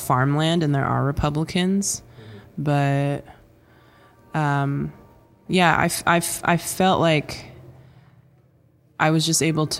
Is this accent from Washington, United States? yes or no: yes; Swinomish Indian Reservation, Washington, United States; I grew up on the Swinomish Indian Reservation